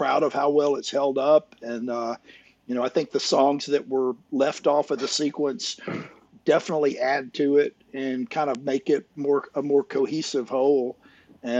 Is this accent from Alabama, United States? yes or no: yes; Muscle Shoals, Alabama, United States; my hometown